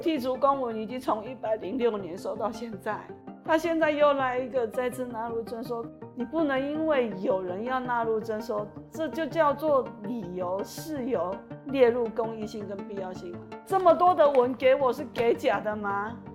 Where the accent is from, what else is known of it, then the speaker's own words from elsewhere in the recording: Penghu County, Taiwan; 很多澎湖的居民其实是从金门移民过来的，包括我自己，我是澎湖人。我们家其实有一部分的，呃，血统也是从金门那边哦，嗯，移民过来的